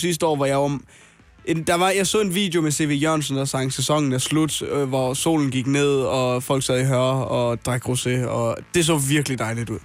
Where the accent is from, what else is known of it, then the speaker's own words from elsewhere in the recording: North Jutland, North Denmark Region, Denmark; som nordjyde